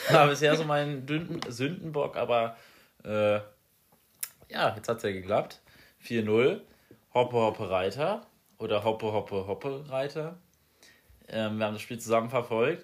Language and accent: German; Essenheim, Rhineland-Palatinate, Germany; now in Marburg, Germany; meinem Heimatort Essenheim